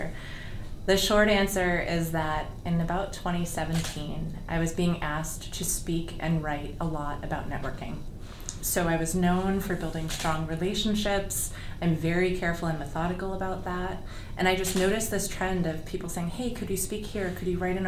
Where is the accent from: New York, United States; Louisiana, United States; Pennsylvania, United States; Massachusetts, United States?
New York, United States; New York City; I grew up in New York City